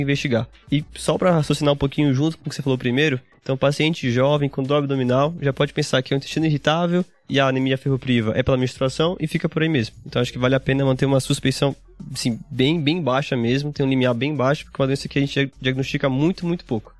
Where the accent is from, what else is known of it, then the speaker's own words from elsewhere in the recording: Aracaju, Sergipe, Brazil; moved away as an adult; now in São Paulo, Brazil; eu sou de Aracaju, Sergipe, fiz faculdade lá na Federal de Sergipe